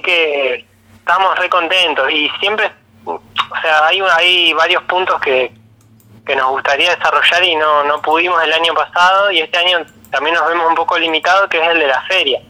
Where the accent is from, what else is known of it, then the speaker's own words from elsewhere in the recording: Neuquén, Argentina; moved away as an adult; also born or lived in Buenos Aires; now in General Roca, Argentina; soy de Neuquén, y viví en Buenos Aires un tiempo